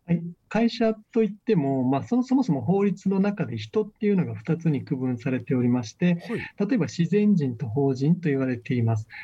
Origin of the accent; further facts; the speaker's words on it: Okinawa, Japan; moved away as an adult; also born or lived in United States / Tokyo; 沖縄生まれ、沖縄育ち